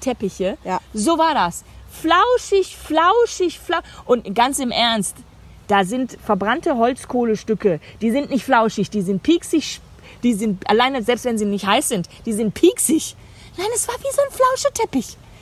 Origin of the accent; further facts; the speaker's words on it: Germany; ich gehe als Deutsche